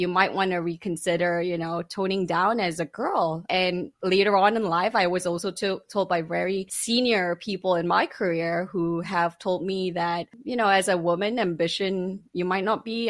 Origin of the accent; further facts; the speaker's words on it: Malaysia; I grew up in Malaysia, Muslim majority Malaysia